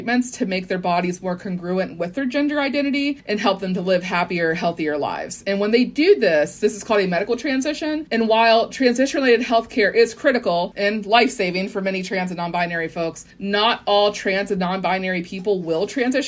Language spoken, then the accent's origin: English; West Virginia, United States; I am from West Virginia